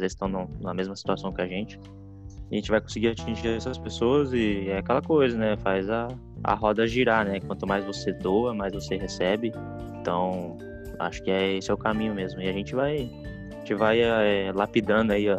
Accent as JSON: {"language": "Portuguese", "town": "Foz do Iguaçu", "region": "Paraná", "country": "Brazil", "said": "Eu, sou de Foz do Iguaçu"}